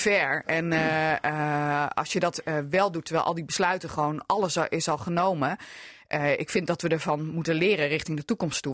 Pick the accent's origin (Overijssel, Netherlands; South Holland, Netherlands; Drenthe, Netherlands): Overijssel, Netherlands; Hardenberg; now in Assen, Netherlands; als kind in Hardenberg